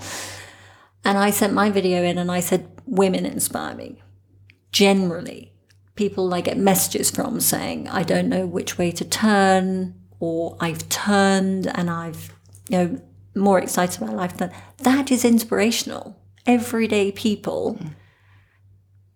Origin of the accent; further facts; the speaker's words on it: England, United Kingdom; moved away as an adult; I'm English. So, been here for 12 years